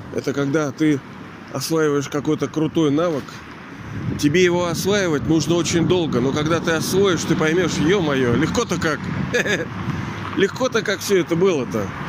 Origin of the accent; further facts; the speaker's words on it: Kronstadt, Saint Petersburg, Russia; я живу вот в этом, даже не знаю, как оценить этот город, в этом Петербурге нашем, Ленинграде. Ну, я родился здесь, в Кронштадте.